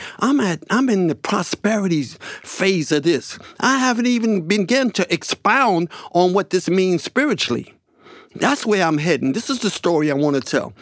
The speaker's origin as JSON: {"language": "English", "town": "New York City", "region": "New York", "country": "United States", "tie": "born or raised there", "said": "I grew up swimming in the Harlem River, sewage floating by my face"}